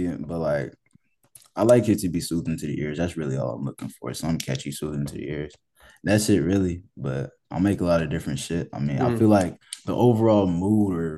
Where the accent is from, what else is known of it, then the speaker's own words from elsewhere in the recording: Atlanta, Georgia, United States; I'm from Atlanta, Georgia. I've been out here since a kid. Always been out here and shit and grew up here